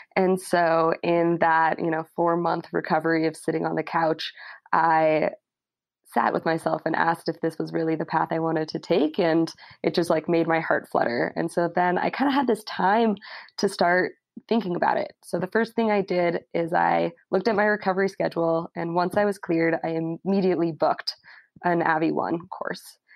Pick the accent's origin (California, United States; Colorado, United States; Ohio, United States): Colorado, United States; Telluride; I was born in Telluride, Colorado, and I was one of those little kids that couldn't really walk, but was somehow on skis sliding